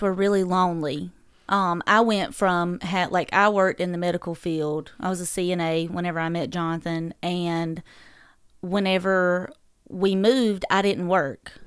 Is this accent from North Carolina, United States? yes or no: yes; Dublin, North Carolina, United States; accent: southern drawl; moved away as an adult; also born or lived in Fayetteville, North Carolina; now in Owensboro, United States; I grew up in Dublin, North Carolina, um, peanut capital of the world